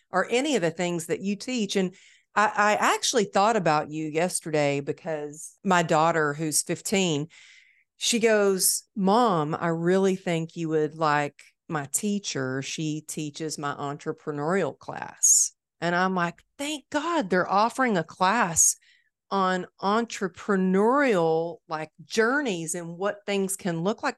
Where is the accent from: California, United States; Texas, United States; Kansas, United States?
Texas, United States; Dallas; It's my hometown